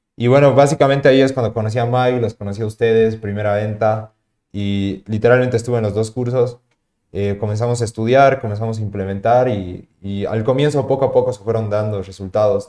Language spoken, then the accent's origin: Spanish; Tarija, Bolivia; also born or lived in La Paz, Bolivia; yo cuando volví a Tarija, eh, porque vuelvo a mi ciudad de origen, yo vivía en la ciudad de La Paz